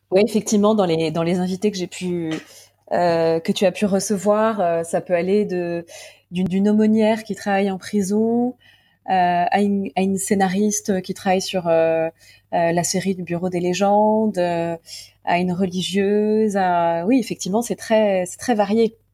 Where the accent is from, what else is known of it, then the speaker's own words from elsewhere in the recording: Paris, Île-de-France, France; je suis parisienne